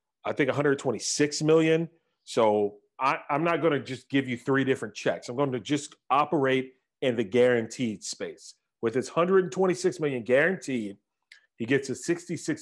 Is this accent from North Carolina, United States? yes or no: yes; North Carolina, United States; I'm from North Carolina, that's how we talk.